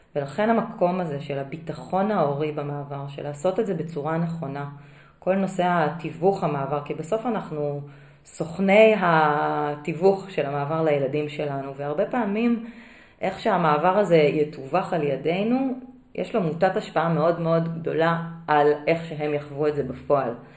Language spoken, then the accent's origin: Hebrew; Israel; moved away as an adult; also born or lived in Singapore